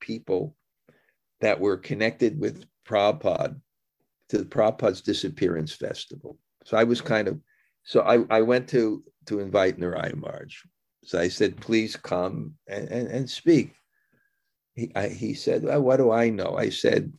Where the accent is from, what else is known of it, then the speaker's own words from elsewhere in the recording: United States; I'm American